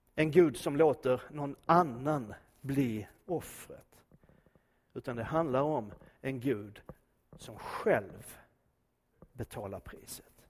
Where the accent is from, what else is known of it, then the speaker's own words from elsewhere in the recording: Skåne, Sweden; för oss som är infödda svenskar, även om jag är skåning så räknar jag mig som svensk